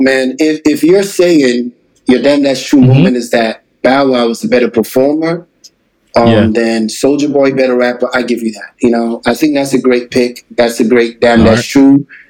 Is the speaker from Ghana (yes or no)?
yes; Ghana; now in Atlanta, United States; I'm listening, like, I came Ghana straight to Atlanta.